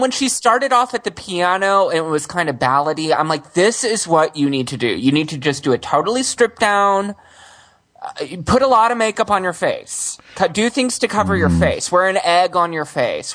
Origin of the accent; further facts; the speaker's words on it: Houston, Texas, United States; moved away; I grew up in Houston